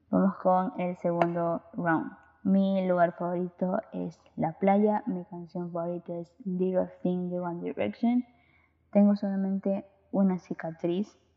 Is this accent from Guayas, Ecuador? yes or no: yes; Guayaquil, Guayas, Ecuador; Soy de Ecuador, Guayaquil.